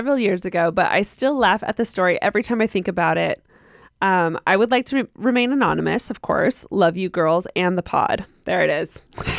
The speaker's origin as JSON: {"language": "English", "region": "Utah", "country": "United States", "said": "you can say my name. I'm from Utah."}